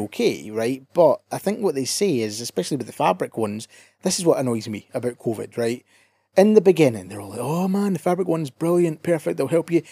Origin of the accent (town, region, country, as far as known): Scotland, United Kingdom